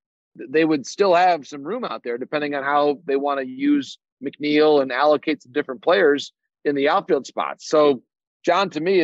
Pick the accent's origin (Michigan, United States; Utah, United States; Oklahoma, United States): Michigan, United States; I'm from Michigan